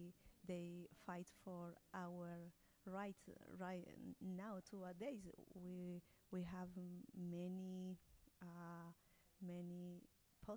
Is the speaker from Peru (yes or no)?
yes; Peru; English is a second language; moved away as an adult; now in Wellington, New Zealand; I am from Peru.